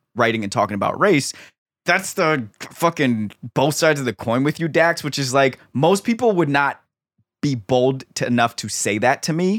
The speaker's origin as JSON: {"language": "English", "town": "Silver Spring", "region": "Maryland", "country": "United States", "tie": "born or raised there", "said": "I grew up in Silver Spring, Maryland"}